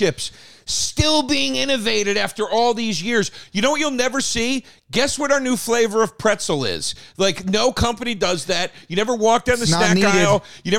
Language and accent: English; Philadelphia, Pennsylvania, United States; I'm from Philly.